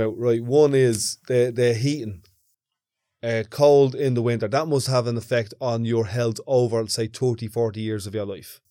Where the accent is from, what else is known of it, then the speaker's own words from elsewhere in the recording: Dublin, Leinster, Ireland; when I grew up in Ballymonde, there was blackouts every couple of months